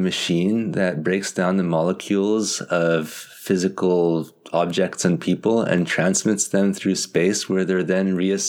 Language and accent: English; United States; being an American like me